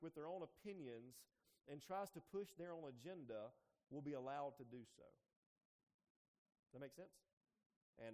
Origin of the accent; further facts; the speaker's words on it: United States; I grew up in Jones County